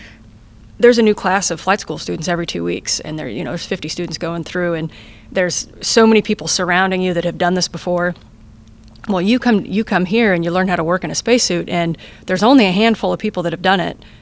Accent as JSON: {"language": "English", "country": "United States", "first_language": "English", "said": "my first language is English, and I'm from America"}